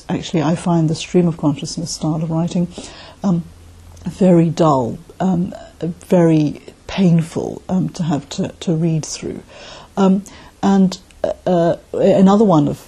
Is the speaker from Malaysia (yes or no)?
yes; Malaysia; also born or lived in South London, United Kingdom; now in London, United Kingdom; I live in South London in the UK, but I'm originally from Malaysia.